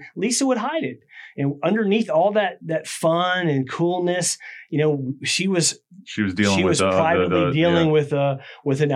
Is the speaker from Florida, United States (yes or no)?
yes; Clearwater?, near Tampa, Florida, United States; also born or lived in MacDill Air Force Base, Tampa, Florida; I grew up in Claremont City